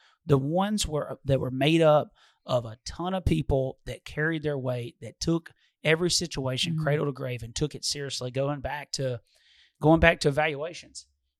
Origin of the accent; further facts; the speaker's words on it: Detroit, Michigan, United States; But I forgot, I'm from Detroit.